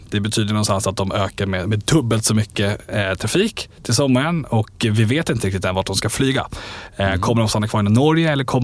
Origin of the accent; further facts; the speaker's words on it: Falun, Dalarna County, Sweden; Jag är från Falun.